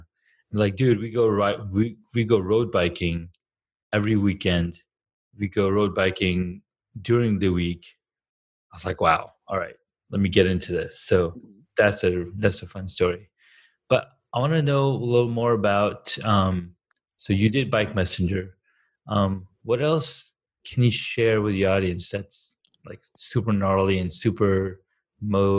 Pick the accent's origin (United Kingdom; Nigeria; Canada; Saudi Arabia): Saudi Arabia; also born or lived in Karachi, Pakistan; now in Colorado, United States; I grew up in Saudi Arabia, like when I was 7, because I was born in Karachi, Pakistan